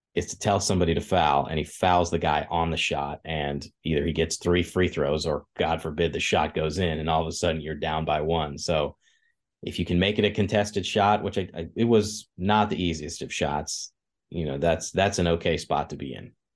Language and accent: English; Kansas, United States; moved away; I grew up in Kansas